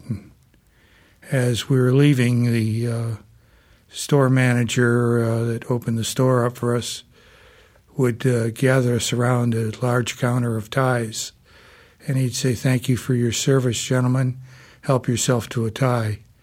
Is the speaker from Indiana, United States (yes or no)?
yes; South Bend, Indiana, United States; I'm a fourth generation South Bender. And uh, growing up in South Bend